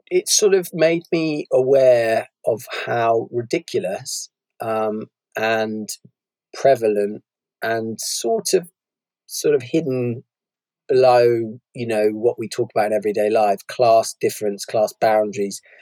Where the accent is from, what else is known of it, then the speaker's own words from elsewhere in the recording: Bristol, South West England, United Kingdom; when I was growing up, I was brought up in Bristol, um, very class segregated city